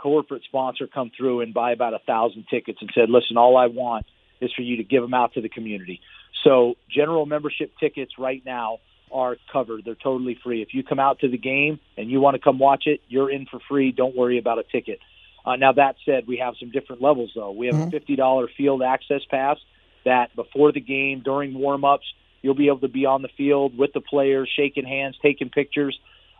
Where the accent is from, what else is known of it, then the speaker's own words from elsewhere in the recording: New York, United States; born there; now in Las Vegas, United States; My father was a police officer in New York. I was born in New York, and he came out here to Vegas and became a police officer here.